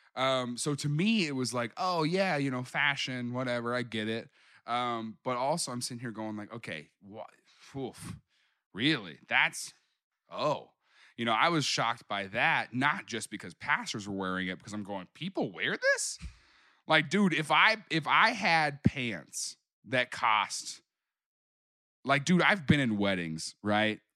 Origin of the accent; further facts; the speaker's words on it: Springfield, Missouri, United States; moved away as an adult; now in Kansas City, United States; I grew up down in Springfield